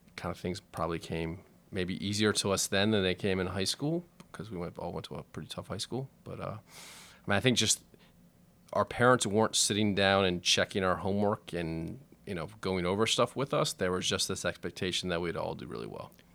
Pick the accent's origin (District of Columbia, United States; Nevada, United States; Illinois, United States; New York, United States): District of Columbia, United States; Washington; I grew up in Shepherd Park, which is just off Sixteenth Street, uh, kinda north D C, uptown, uh, kinda near Silver Spring, but still in D C.